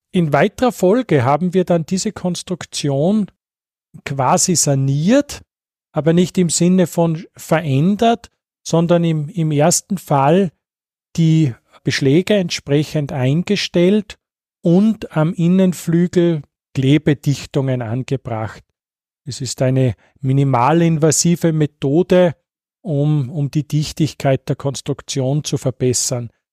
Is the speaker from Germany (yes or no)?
no; Salzkammergut, Austria; ich stamme jetzt aus dem Salzkammergut, wo wir diese schönen alten Fenster haben